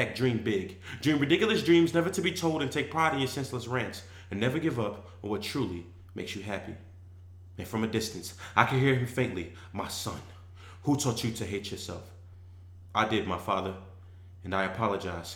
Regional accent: Philadelphia, Pennsylvania, United States; I'm from Philadelphia, Pennsylvania

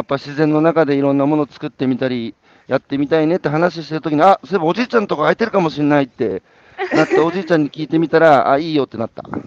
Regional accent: Hanamaki, Iwate, Japan; 岩手県の花巻ですけど東北でさ生まれ育って

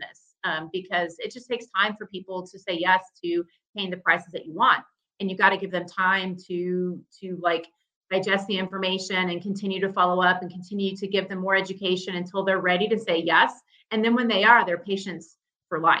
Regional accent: Dallas, Texas, United States; I'm from Dallas

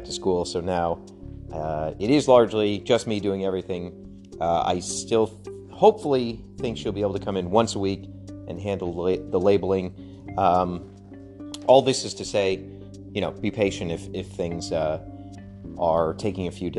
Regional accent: Connecticut, United States; moved away; I grew up in pastoral Connecticut, not really pastoral, suburb

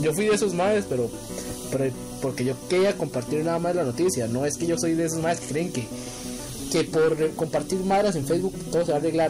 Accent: Costa Rica; fue más una decepción como costarricense

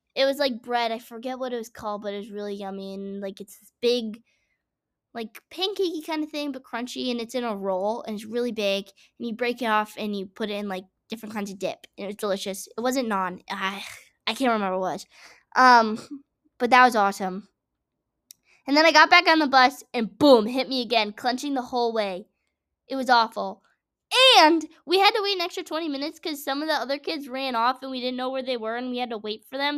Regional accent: Massachusetts, United States; I'm from Massachusetts, forest farm town

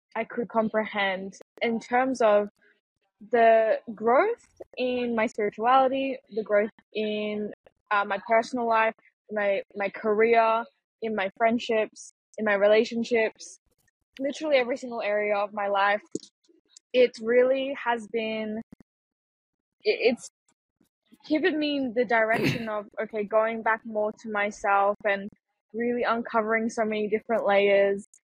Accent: Malaysia; also born or lived in Singapore; now in Argentina; I was born in Singapore and then I, I grew up in Malaysia.

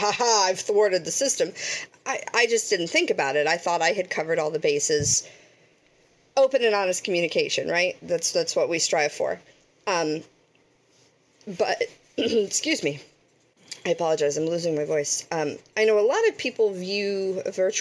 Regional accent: Pittsburgh, Pennsylvania, United States

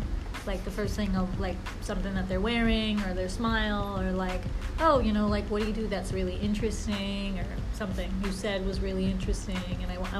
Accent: New Jersey, United States; moved away as an adult; now in New York, United States; I'm technically from Jersey. I moved to New York about a year ago.

